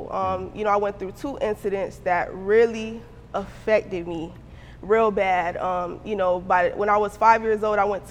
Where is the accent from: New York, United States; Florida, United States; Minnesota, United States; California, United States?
Florida, United States; Miami; growing up in Miami